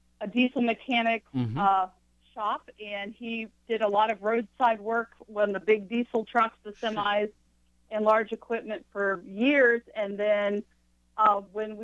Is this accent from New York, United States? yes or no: no; Mineral Wells, West Virginia, United States; moved away as an adult; also born or lived in Charleston, West Virginia / Pittsburgh / Cleveland / Kentucky; now in Athens, United States; I grew up, I was born in Charleston, West Virginia, the state capital, and my family, we ended up migrating north to Parkersburg area, and I grew up in Mineral Wells